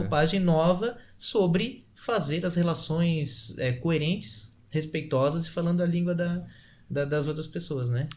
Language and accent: Portuguese; Florianópolis, Santa Catarina, Brazil; nós que somos aqui de Floripa